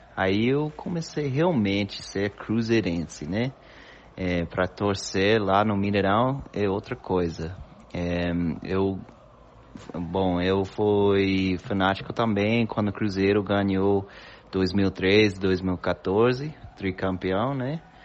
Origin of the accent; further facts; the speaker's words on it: United States; Portuguese is a second language; moved away; also born or lived in Buenos Aires, Argentina; sou americano, gringo dos Estados Unidos